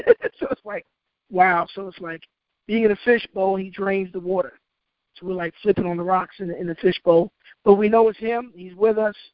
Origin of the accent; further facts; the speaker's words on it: Hampton, Virginia, United States; I, I came from Hampton